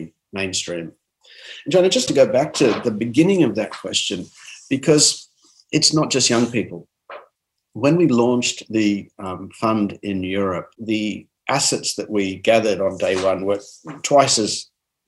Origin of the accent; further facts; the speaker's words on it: Armidale, New South Wales, Australia; I'm from Armidale, New South Wales.